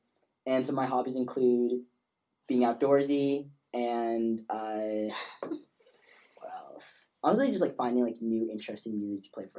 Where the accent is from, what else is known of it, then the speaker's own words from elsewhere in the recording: New York City, New York, United States; moved away as an adult; I'm originally from New York. Went to high school at Bronx Science.